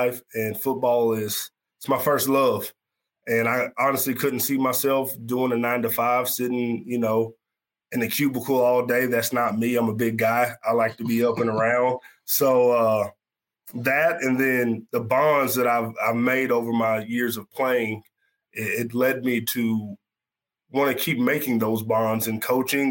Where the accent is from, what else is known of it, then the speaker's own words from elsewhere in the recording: Flower Mound, Texas, United States; I'm originally from Flower Mound, Texas. That's where I went to high school.